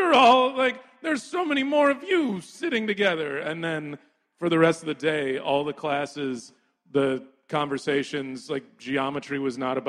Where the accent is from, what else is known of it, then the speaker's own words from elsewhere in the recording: Texas, United States; also born or lived in New York; now in Brooklyn, United States; When I was a kid growing up in Texas